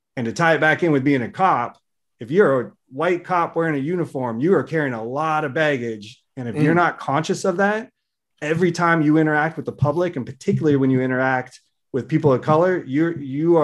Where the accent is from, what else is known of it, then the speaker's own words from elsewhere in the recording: Seattle, Washington, United States; I'm in the suburban area of Seattle. I grew up there. I've basically been here my whole life in different areas.